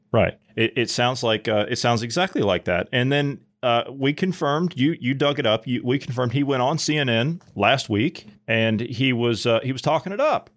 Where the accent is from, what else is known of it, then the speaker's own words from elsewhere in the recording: United States; moved away; back in my hometown, back in the U S